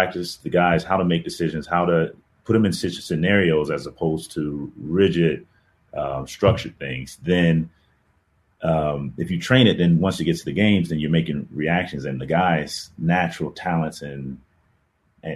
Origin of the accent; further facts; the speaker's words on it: Atlanta, Georgia, United States; moved away as an adult; also born or lived in Northern California / Pacific Northwest / Midwest; Atlanta's home